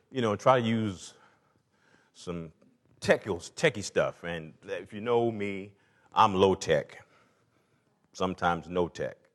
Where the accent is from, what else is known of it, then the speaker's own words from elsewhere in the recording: the South, United States; And like all good porches, again, I grew up in the South, and there was something about a porch.